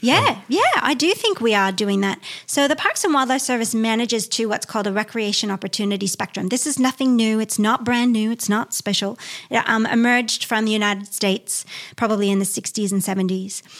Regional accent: near Niagara Falls, Ontario, Canada; moved away as an adult; I grew up in Canada near Niagara Falls, it's very urban

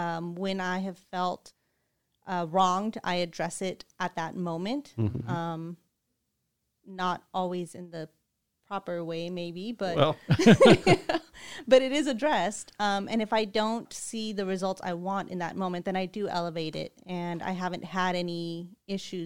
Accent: California, United States; I am born and raised in California.

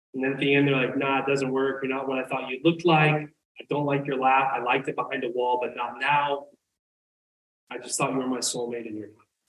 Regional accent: the South, United States; I grew up in the South

